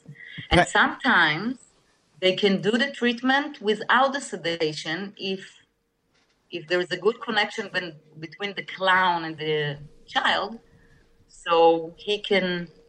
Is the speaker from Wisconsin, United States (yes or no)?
no; New York, United States; born there; I was born in New York. I was born in...